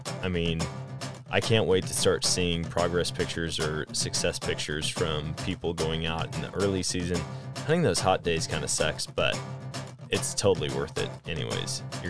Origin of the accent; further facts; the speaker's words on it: Wisconsin, United States; now in Missouri, United States; I say that all the time about my home state of Wisconsin. Now that I'm in Missouri, I say the same thing.